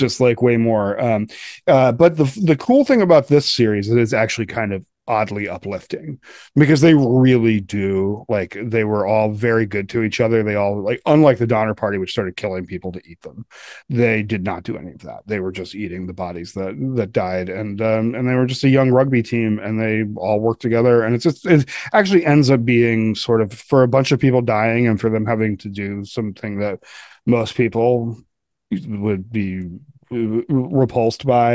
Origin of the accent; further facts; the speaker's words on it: Colorado, United States; I'm from Colorado